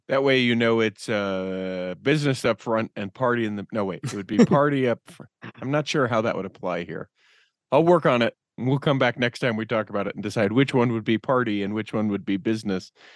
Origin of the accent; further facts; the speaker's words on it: Utah, United States; we're from Utah